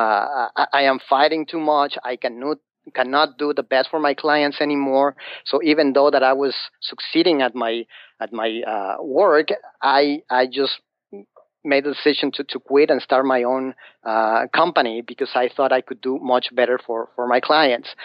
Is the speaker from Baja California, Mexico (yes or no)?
no; Mexico City, Mexico; English is a second language; moved away as an adult; now in United States; I'm from Mexico, from Mexico City.